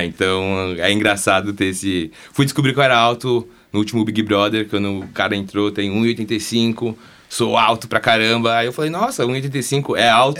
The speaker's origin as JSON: {"language": "Portuguese", "country": "Brazil", "said": "somos brasileiros"}